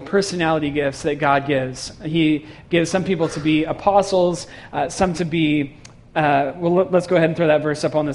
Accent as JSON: {"language": "English", "area": "San Francisco Bay Area", "region": "California", "country": "United States", "tie": "born or raised there", "moved": "as an adult", "said": "I grew up in San Francisco Bay Area"}